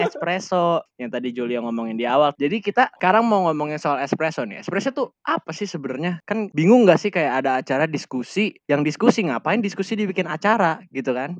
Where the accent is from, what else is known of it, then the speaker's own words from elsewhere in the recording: Indonesia; kita kan orang Indonesia dengan budaya ketimurannya